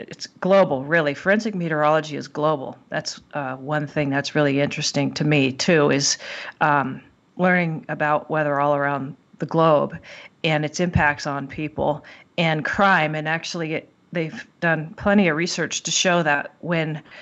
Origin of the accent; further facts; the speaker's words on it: Southern California, United States; also born or lived in Tahoe area; now in Lake Tahoe, United States; I grew up in Southern California